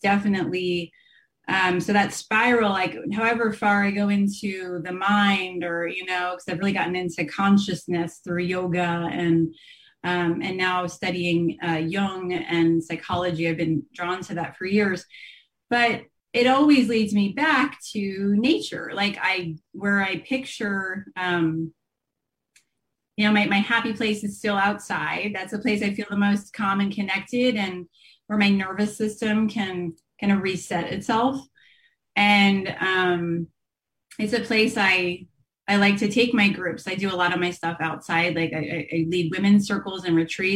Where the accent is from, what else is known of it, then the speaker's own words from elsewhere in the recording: New Jersey, United States; So I grew up in New Jersey. I'm an East Coaster as well